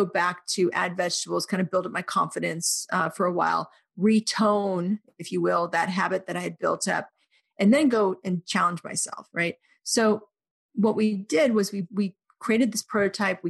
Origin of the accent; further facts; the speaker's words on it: Oklahoma, United States; I grew up in Oklahoma